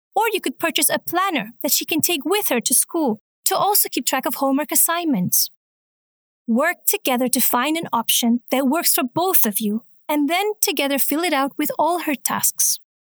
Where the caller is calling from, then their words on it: Munich, Bavaria, Germany; I'm calling from Munich, Germany